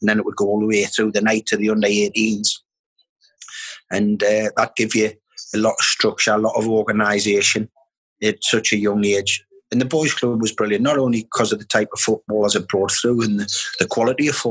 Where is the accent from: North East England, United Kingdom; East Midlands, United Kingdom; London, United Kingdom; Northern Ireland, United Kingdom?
North East England, United Kingdom; Newcastle upon Tyne; also born or lived in Wallsend; I was born in Newcastle. I'm born and I was brought up on the banks of the Tyne